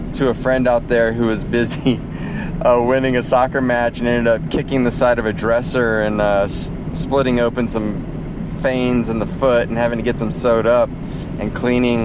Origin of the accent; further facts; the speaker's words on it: United States; moved away; also born or lived in Africa; I grew up in the States and grew up down by the Mexican border in a very Hispanic culture